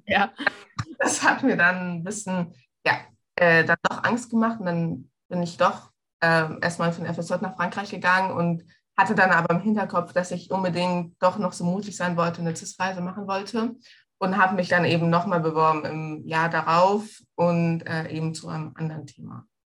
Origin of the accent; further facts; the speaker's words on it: Egypt; now in Munich, Germany; bin ja in Ägypten aufgewachsen, ich bin Ägypterin